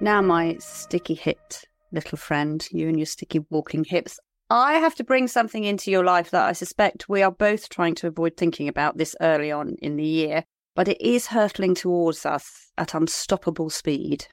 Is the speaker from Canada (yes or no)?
no; Liskeard, South West England, United Kingdom; I come from Lisgard in Cornwall.